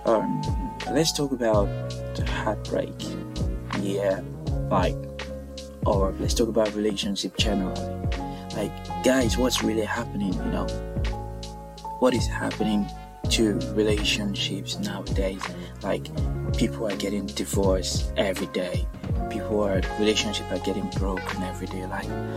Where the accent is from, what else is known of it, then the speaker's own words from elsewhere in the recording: Nigeria; now in Birmingham, United Kingdom; I'm actually Nigerian